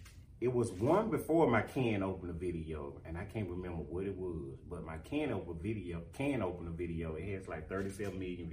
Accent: Florida, Mississippi, United States; Born and raised. I'm from Florida, Mississippi.

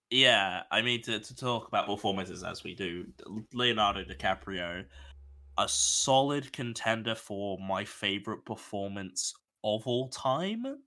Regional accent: Australia; I'm Australian

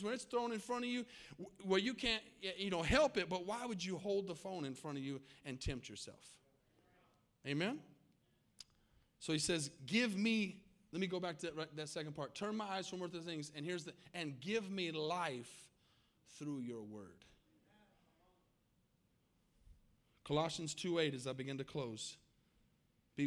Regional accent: Tucson, Arizona, United States; now in Texas, United States; I grew up in Tucson, Arizona

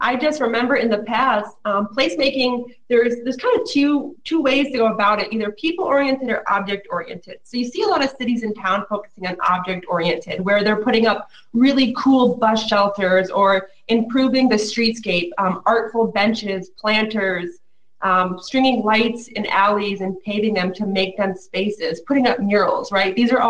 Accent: Binghamton, New York, United States; moved away as an adult; now in Flint, United States; since I started my hometown on my main street in Binghamton, New York, in upstate

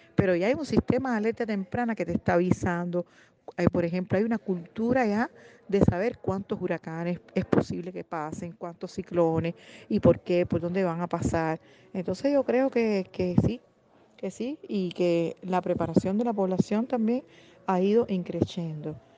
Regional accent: Cuba; soy la directora de Flaxo, programa Cuba

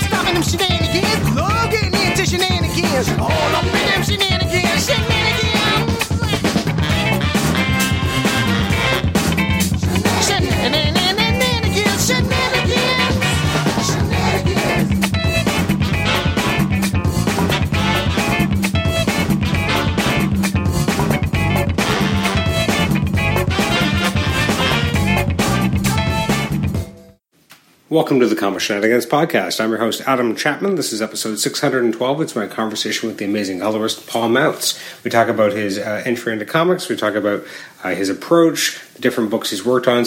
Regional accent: Canada; growing up in Canada

